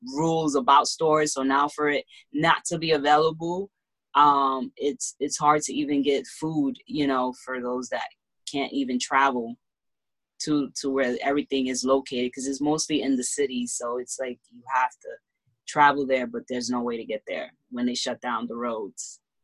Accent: Honduras; now in Bronx, United States; which I am from Honduras

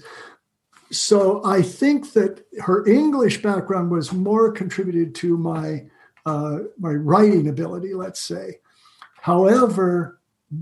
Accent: Salem, Oregon, United States; I grew up in Salem, Oregon, and my dad had a candy store there

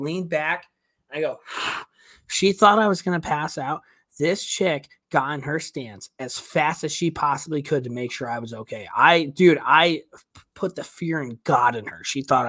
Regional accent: Charlestown, Massachusetts, United States; I'm from Charlestown, Mass, dude. Yeah, from Southie.

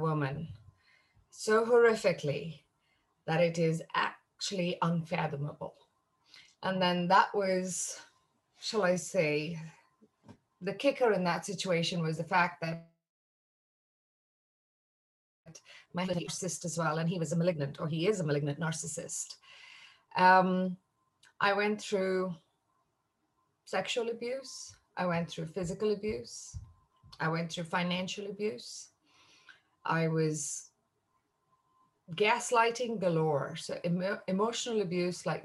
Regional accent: India; I'm Indian by origin.

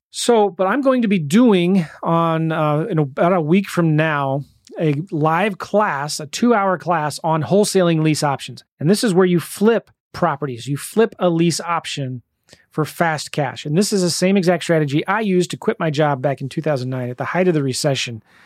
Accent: United States; I'm just so grateful and thankful to be born here in the United States.

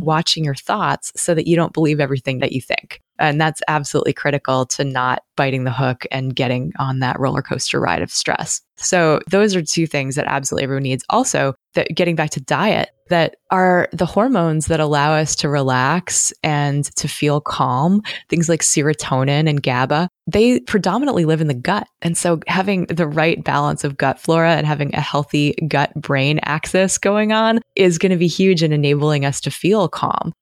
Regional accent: Massachusetts, United States; moved away as an adult; also born or lived in Connecticut / Portland, Oregon / Albuquerque, New Mexico; now in Corvallis, United States; I'm from Massachusetts

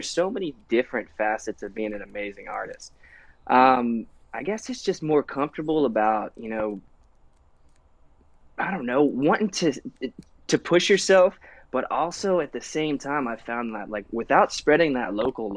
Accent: Florida, United States; I'm from Florida

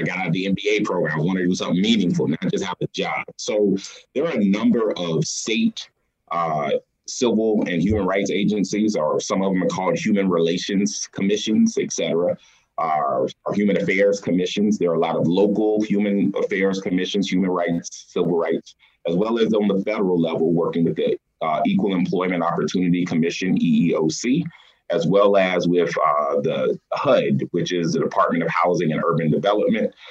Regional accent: South Carolina, United States; moved away as an adult; now in Des Moines, Iowa, United States; I'm originally from South Carolina, and I started out doing this work in South Carolina

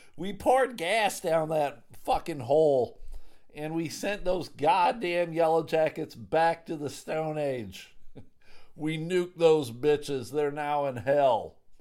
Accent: Clarence, New York, United States; I grew up in a town called Clarence.

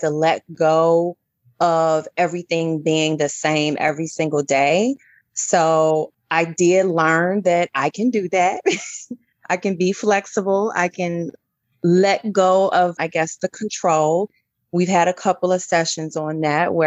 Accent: Chicago, Illinois, United States; moved away; I'm from Chicago

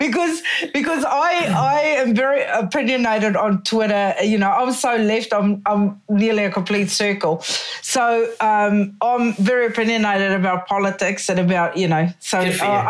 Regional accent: South Africa; moved away; I'm originally from South Africa

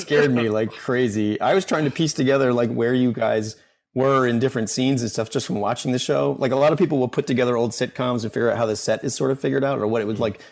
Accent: Washington, District of Columbia, United States; now in Bethesda, United States; grew up in DC

